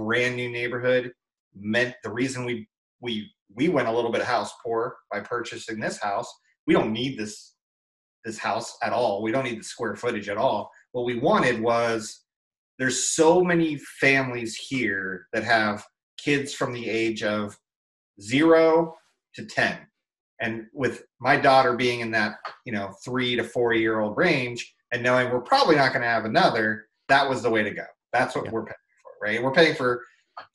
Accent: California, United States; moved away; I'm from California

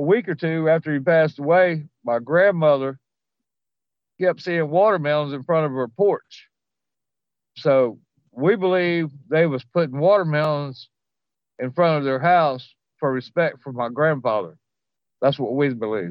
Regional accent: Louisiana, United States; I'm from Louisiana

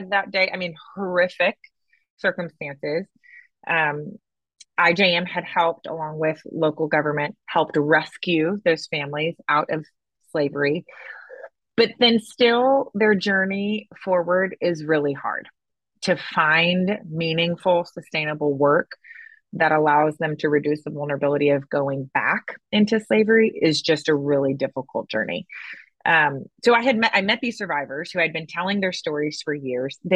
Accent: St. Louis, Missouri, United States; moved away as an adult; also born or lived in Dallas, Texas; But I grew up in Missouri, born and raised in the St. Louis area, moved to Dallas after grad school

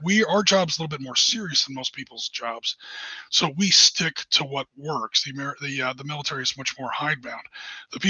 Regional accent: United States; I'm an American

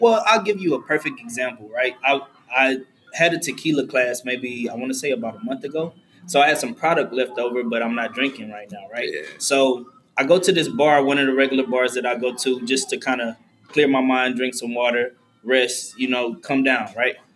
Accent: Houston, Texas, United States; I'm originally from Trinity Garden, so I was still staying over there

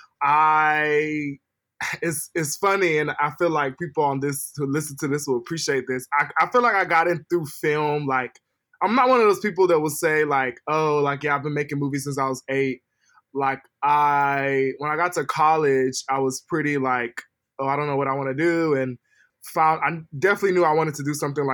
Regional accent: United States; also born or lived in Bay Area; now in Los Angeles, United States; I was born and raised in the States, but you know, my family comes from like the Niger Delta

